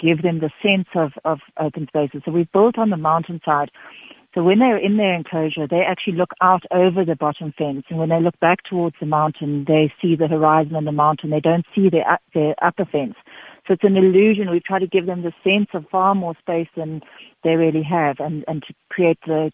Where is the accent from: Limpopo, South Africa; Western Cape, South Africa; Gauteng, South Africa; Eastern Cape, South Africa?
Western Cape, South Africa; Knysna; now in Free State, South Africa; I'm from Nisner in the Cape